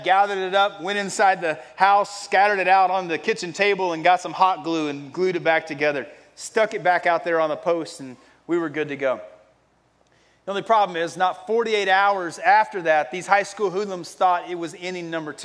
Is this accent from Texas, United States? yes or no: yes; Texas, United States; I grew up in Texas